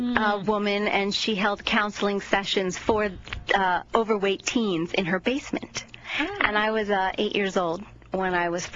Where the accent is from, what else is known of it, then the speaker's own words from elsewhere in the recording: Long Island, New York, United States; moved away as an adult; also born or lived in Manhattan, New York; now in Austin, United States; I grew up on Long Island, but now I lived in Manhattan for 13 years, and now I live in Austin, Texas.